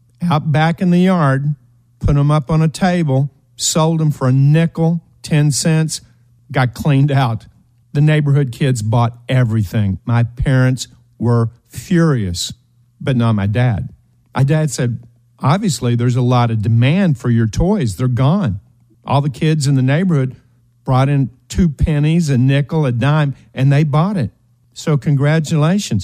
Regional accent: eastern Kentucky, United States; We were raised in Appalachia, the hills of Kentucky, eastern Kentucky

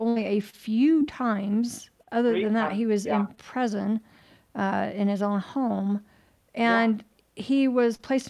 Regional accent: United States; as an American

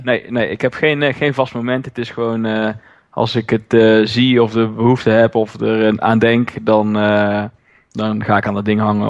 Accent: Roosendaal, North Brabant, Netherlands; Ik kom uit Roosendaal, ben daar eigenaar van een CrossFit Zuid

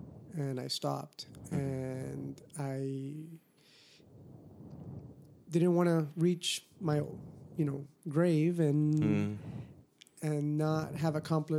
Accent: Miami, Florida, United States; moved away as an adult; also born or lived in California; now in Hawaii, United States; I am from Miami.

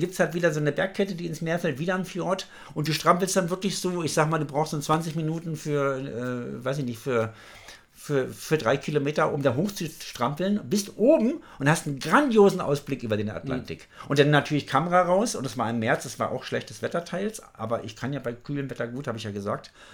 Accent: Germany; wo kommst du her? Deutschland

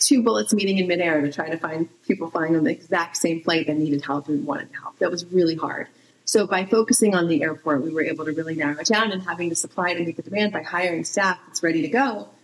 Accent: East Coast, United States; moved away as an adult; also born or lived in Southern California; I grew up on the East Coast, but I lived in Cal- moved to California when after I met my husband.

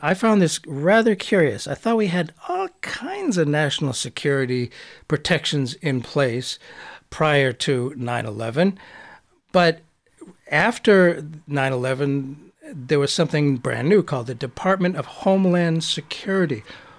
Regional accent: United States; I'm an American.

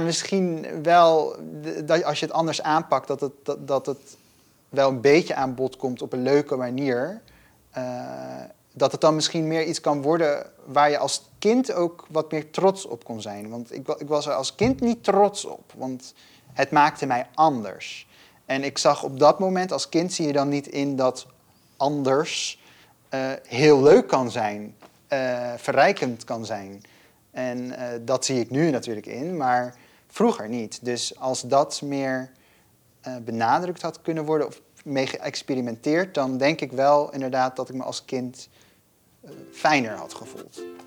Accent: Gelderland, Netherlands; first language Dutch; ik ben opgegroeid in Gelderland, in een klein stadje.

